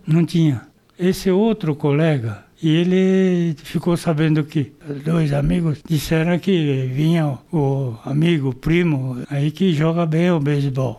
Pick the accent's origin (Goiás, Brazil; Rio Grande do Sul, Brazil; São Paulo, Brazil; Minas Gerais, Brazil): São Paulo, Brazil; Nasci em Pirituba